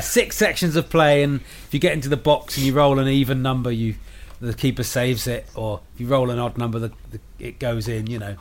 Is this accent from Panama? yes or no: no; United Kingdom; I'm a British comedian